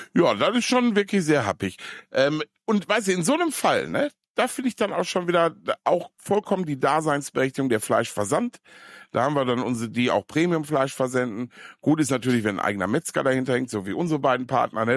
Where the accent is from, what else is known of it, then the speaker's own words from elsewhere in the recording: Ruhr area, North Rhine-Westphalia, Germany; ich komme ja aus dem Pott